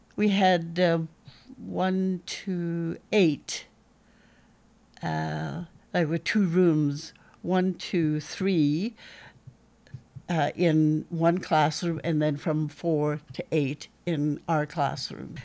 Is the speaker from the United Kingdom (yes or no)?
no; Hartley Bay, British Columbia, Canada; I was, uh, born and raised in Hartley Bay